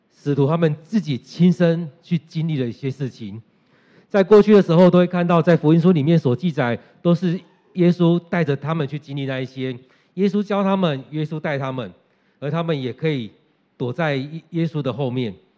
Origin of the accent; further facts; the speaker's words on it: Taiwan; 用我们台湾人来讲的话，就是从台北到全台湾